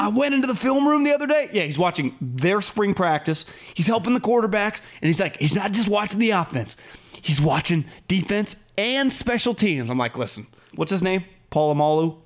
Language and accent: English; California, United States; We're from California